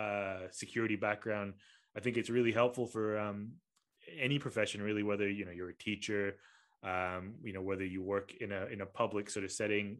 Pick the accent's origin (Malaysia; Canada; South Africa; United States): Malaysia; Kuala Lumpur; moved away; I'm from Kuala Lumpur